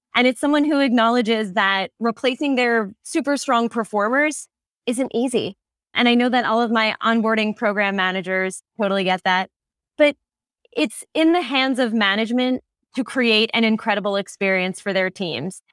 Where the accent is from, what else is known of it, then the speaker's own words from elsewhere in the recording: New York, United States; now in California, United States; my home state of New York